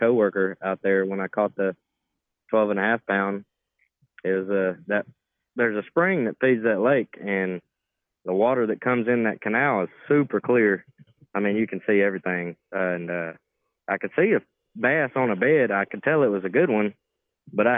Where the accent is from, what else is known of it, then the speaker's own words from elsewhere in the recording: Magnolia, Arkansas, United States; moved away as an adult; now in Texarkana, United States; I grew up in Magnolia, Arkansas, but okay. I've been living in Texas for about a year now.